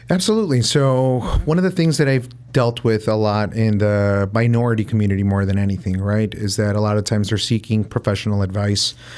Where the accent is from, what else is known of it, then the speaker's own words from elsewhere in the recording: Chicago, Illinois, United States; I grew up in the North Side